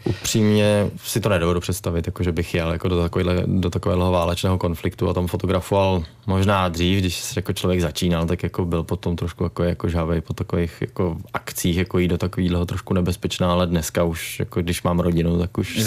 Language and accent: Czech; Hradec Králové, Hradec Králové Region, Czechia; jsme tady z Hradce nebo z, z Královéhradeckého kraje